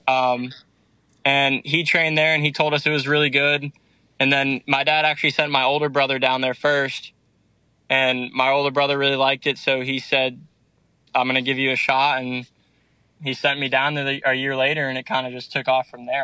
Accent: Danbury, Connecticut, United States; moved away; I'm from Danbury, Connecticut

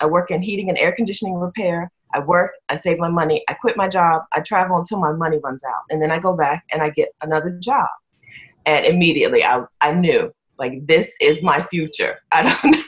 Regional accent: Dover, Delaware, United States; I'm from Dover, Delaware in the U.S.

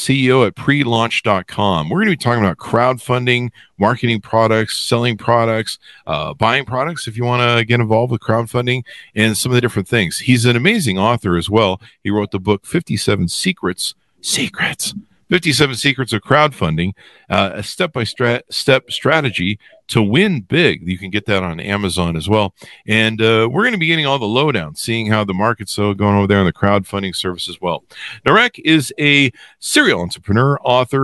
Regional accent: La Crescenta, California, United States; I grew up in La Crescenta near Glendale

